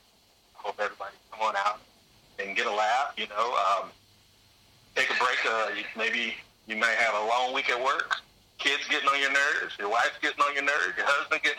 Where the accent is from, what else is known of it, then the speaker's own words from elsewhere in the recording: Youngstown, Ohio, United States; moved away; I'm from Youngstown, Ohio. I'm active duty Army